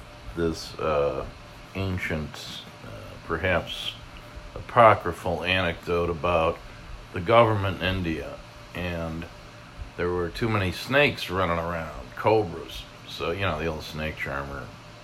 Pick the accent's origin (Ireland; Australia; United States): Ireland; But then again, as an Irishman, you know, not unfamiliar with the iron grip of alcohol on the psyche, I shouldn't be so surprised.